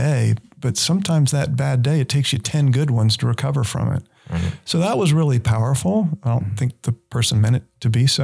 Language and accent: English; Stuart, Florida, United States; moved away; I grew up in South Florida